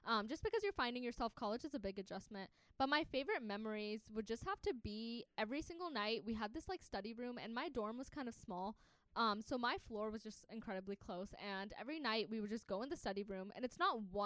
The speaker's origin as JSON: {"language": "English", "region": "Tennessee", "country": "United States", "also_born_or_lived": "Pakistan", "moved": "as an adult", "lives_now": "Atlanta, United States", "said": "I'm out of state. I'm from Tennessee"}